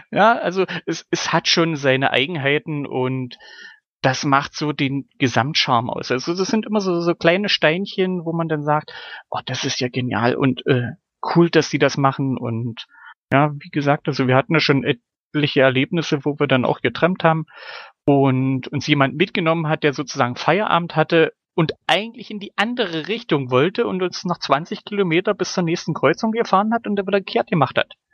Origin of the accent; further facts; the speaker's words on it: Germany; moved away; Also ich, ich kenne das noch aus meiner Jugend in Deutschland, dass das eine Möglichkeit war, aber mittlerweile halt nicht mehr.